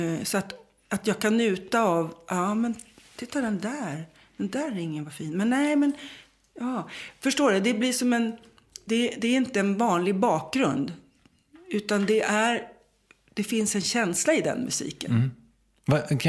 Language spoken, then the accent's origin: Swedish; Sweden; jag är svensk